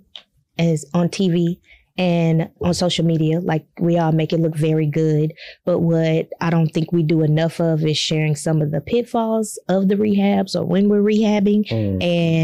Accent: Galveston, Texas, United States; moved away as an adult; now in Houston, United States; I grew up in Galveston, came to U of H for school

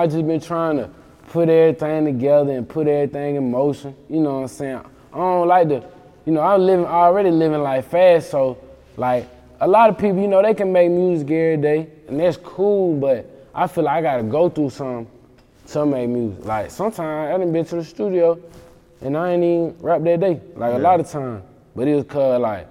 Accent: Mississippi, United States; I'm from Mississippi

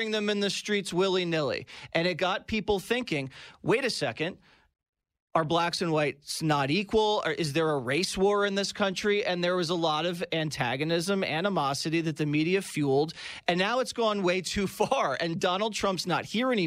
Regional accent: Philadelphia, Pennsylvania, United States; a young guy growing up in Philadelphia, the city of brotherly love

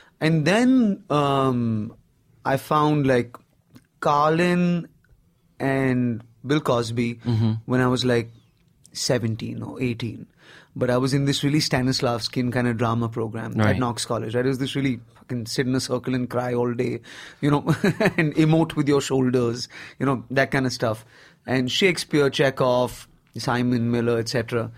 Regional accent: Nigeria; now in Bombay, India; I grew up in Africa. I didn't really grow up in India, per se. I did 17 years in Nigeria.

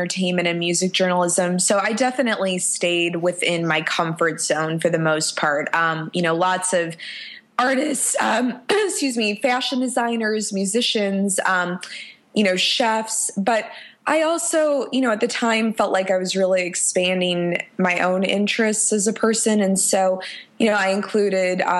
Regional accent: Chicago, Illinois, United States; moved away as an adult; now in Nashville, United States; I'm from Chicago, which is my, you know, favorite city in the whole world and my hometown

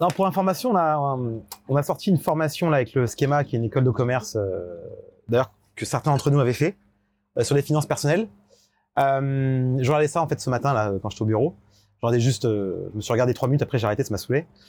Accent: France; en tant que Français

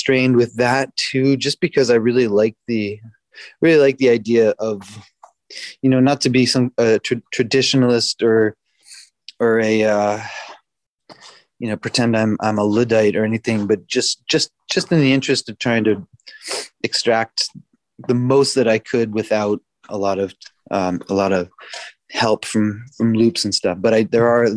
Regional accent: Providence, Rhode Island, United States; moved away as an adult; also born or lived in Boston; now in Montreal, Canada; Born and raised in Providence, Rhode Island.

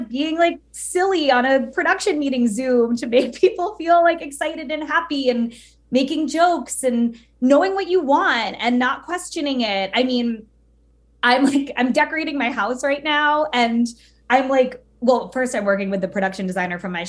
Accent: United States; I'm Cuban American

